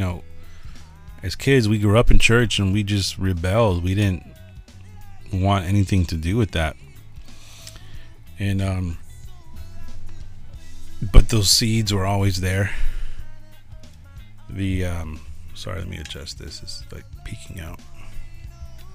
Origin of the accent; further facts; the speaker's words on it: Los Angeles, California, United States; also born or lived in San Francisco; when we moved from San Francisco to Los Angeles, I was 8 years old